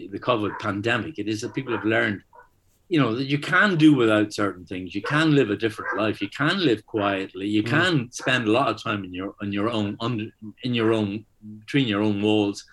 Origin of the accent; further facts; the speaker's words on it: Northern Ireland, United Kingdom; I grew up in Northern Ireland in the 50s and 60s